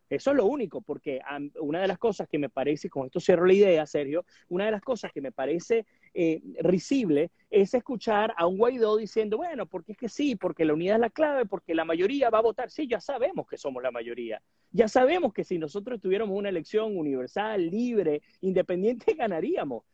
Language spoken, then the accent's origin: Spanish; Venezuela; nosotros como venezolanos